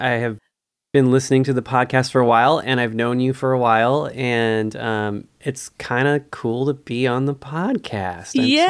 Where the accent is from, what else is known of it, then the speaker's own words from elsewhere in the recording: Redlands, California, United States; So Redlands, California, I basically feel like I'm from Redlands, even though I'm from all those other places.